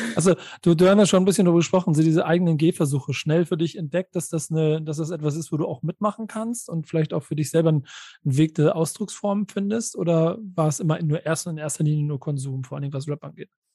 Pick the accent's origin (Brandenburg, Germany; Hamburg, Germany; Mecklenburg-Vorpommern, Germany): Hamburg, Germany; als äh, Hamburger